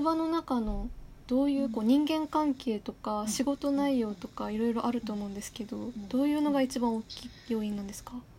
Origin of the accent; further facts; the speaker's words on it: Yamagata, Japan; 私の出身地山形県の方言